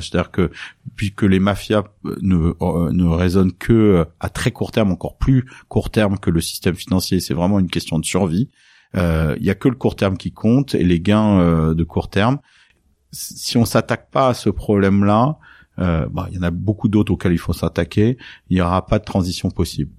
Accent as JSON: {"language": "French", "town": "Nice", "region": "Provence-Alpes-Côte d'Azur", "country": "France", "tie": "born or raised there", "said": "j'ai grandi à Nice euh, dans le sud de la France"}